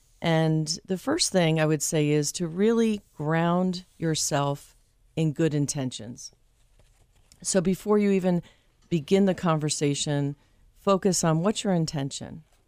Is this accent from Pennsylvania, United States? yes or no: no; New Jersey, United States; And it has a connection to where I'm from New Jersey.